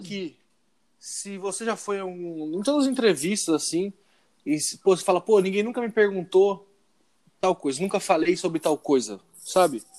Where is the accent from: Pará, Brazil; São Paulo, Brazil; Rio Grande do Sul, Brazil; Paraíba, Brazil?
São Paulo, Brazil; Indaiatuba; Nós três somos de Indaiatuba, então a gente tá na cena daqui